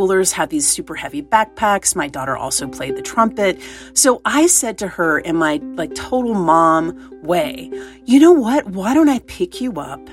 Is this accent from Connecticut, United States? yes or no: no; East Tennessee, United States; I grew up in East Tennessee